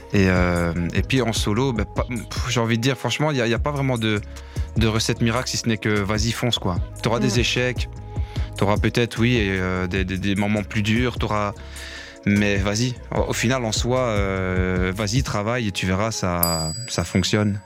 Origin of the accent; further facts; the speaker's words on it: La Louvière, Wallonia, Belgium; j'ai 36 ans, je viens de la Louvière